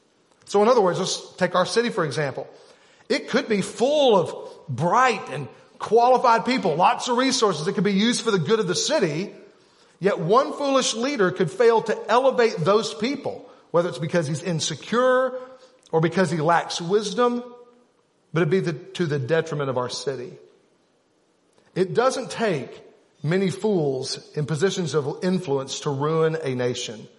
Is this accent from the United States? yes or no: yes; Arkansas, United States; We're from Arkansas